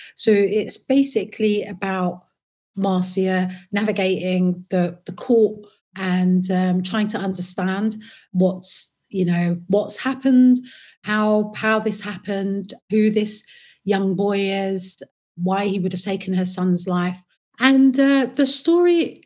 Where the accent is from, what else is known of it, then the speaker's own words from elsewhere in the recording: London, United Kingdom; also born or lived in Potters Bar / Waltham Forest; I was born in Potter's Bar, and uh, my mum moved to London when I was about one. And then I lived and grew up in uh, Hackney